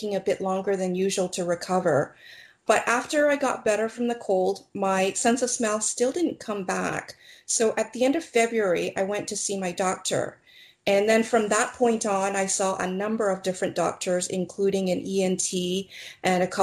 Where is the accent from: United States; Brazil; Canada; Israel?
Canada; Toronto, Ontario; I was born and raised in Toronto, Canada.